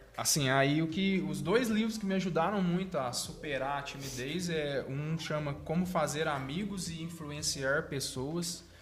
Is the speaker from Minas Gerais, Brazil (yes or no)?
yes; Três Pontas, Minas Gerais, Brazil; daqui de três pontas, assim, passamos por muitas dificuldades